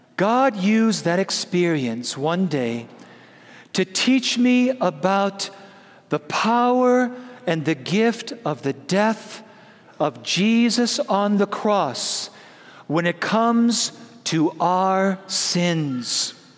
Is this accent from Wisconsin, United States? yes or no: yes; Prescott, Wisconsin, United States; When I was a little boy, growing up in Prescott, Wisconsin, the land flowing with milk and butter.